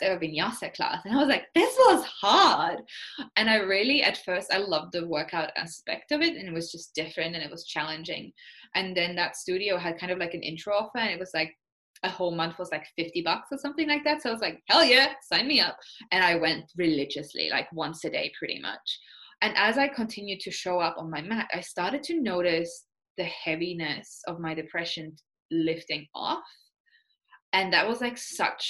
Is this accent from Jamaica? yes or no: no; Estonia; moved away as an adult; also born or lived in Austria / New Zealand; now in Canada; I'm from Estonia, which is basically like when I was growing up, it was still the Soviet Union in a way